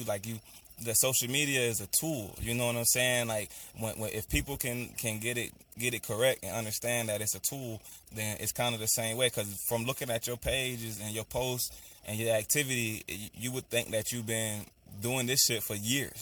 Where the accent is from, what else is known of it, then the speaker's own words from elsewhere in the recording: Maryland, United States; my hometown, Peace City, Maryland